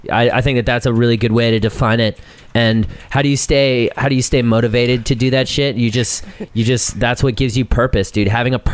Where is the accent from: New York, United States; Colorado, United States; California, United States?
Colorado, United States; I'm from Colorado